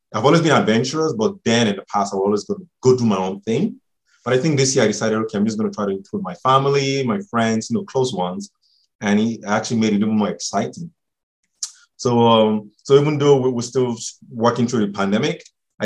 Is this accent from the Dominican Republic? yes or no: no; Nigeria; now in Ontario, Canada; I'm Nigerian